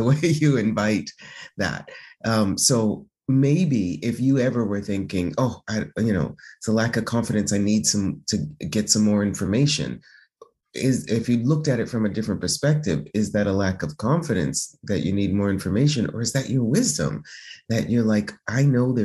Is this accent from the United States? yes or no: yes; United States; moved away as an adult; now in Italy; being American, being Black